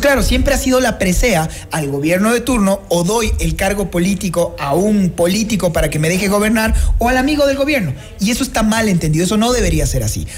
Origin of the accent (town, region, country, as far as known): Ecuador